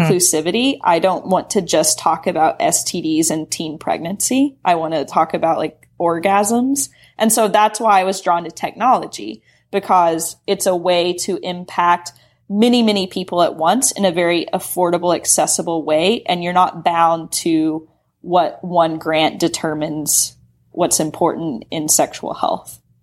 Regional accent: Knoxville, Tennessee, United States; moved away as an adult; now in San Francisco, United States; I grew up in Knoxville, Tennessee

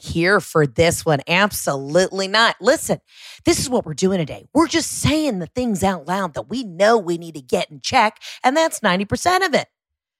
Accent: Florida, United States; That orange is peeled because, bitch, I'm from Florida.

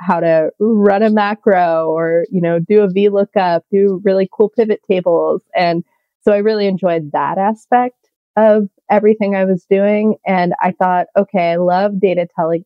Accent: California, United States; I'm from California

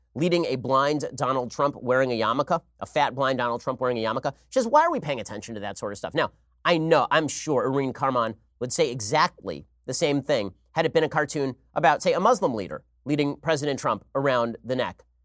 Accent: Israel; I am an Israeli citizen. I was born in Israel

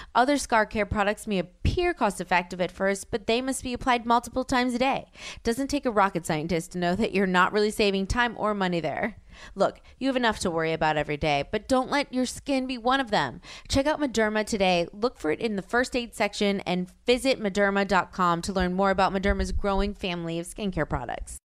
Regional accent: Louisiana, United States; I'm from Louisiana

